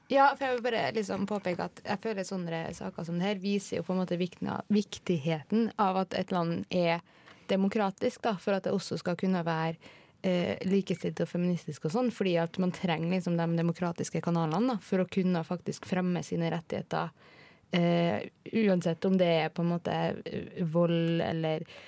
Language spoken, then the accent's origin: Norwegian; Kristiansund, Møre og Romsdal, Norway; moved away; jeg er jo fra Kristiansund